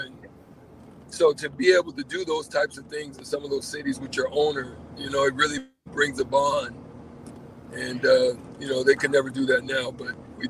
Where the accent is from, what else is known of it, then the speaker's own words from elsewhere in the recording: Nebraska, United States; also born or lived in Opelika; Well, to preface it, yes, I was born in Opelika, but my dad was a military officer, so I did live in a few other places before I ended up in Nebraska.